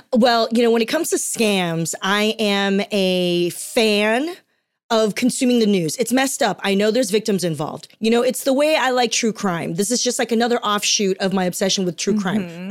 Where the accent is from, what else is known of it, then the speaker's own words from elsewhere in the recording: Torrance, California, United States; also born or lived in Taiwan; I was born in Taiwan, but I grew up in Torrance down here okay. in Los Angeles